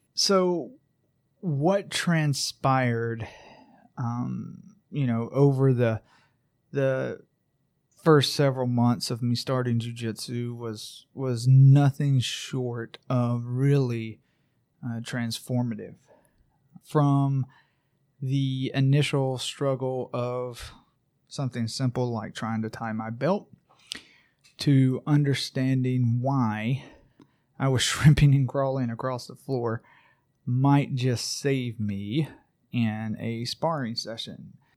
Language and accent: English; Braselton, Georgia, United States; my hometown of Braselton, Georgia, where I live with my family